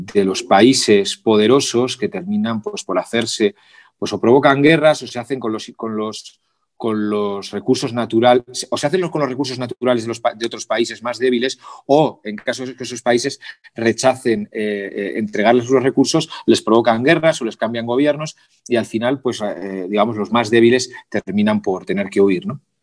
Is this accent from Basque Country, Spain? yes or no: no; Pamplona, Navarre, Spain; moved away as an adult; also born or lived in Guatemala; now in Mexico City, Mexico; yo soy de Pamplona